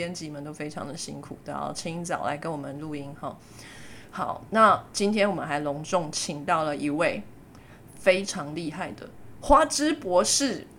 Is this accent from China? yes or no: no; Taiwan; 说到海鲜呢，身为台湾人就不能不想到热炒店的海鲜最新鲜，对不对？